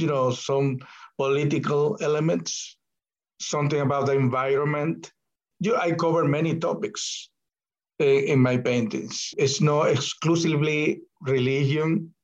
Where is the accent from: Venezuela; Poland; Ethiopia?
Venezuela; moved away; I was raised Catholic in Venezuela